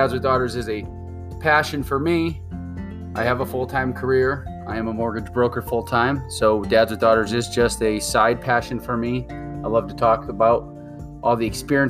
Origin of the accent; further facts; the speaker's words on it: New England, Connecticut, United States; moved away as an adult; now in Arizona, United States; born and raised in New England